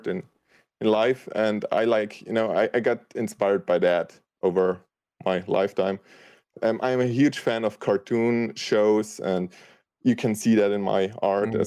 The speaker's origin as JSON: {"language": "English", "country": "Austria", "first_language": "German", "second_language": "English", "said": "I'm from Austria"}